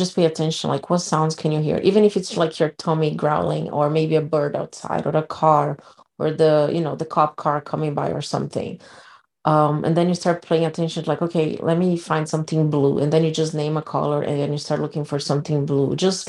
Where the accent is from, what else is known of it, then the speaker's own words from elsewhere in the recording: Brazil; moved away; I grew up in Brazil